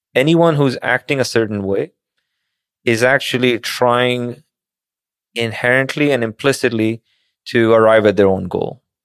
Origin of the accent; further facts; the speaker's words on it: Pakistan; moved away; as a kid growing up in Pakistan